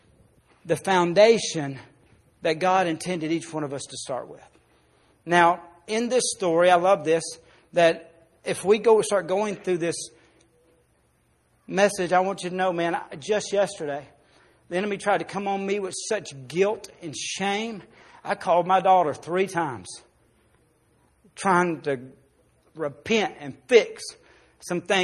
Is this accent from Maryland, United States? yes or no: no; Arkansas, United States; I grew up in Arkansas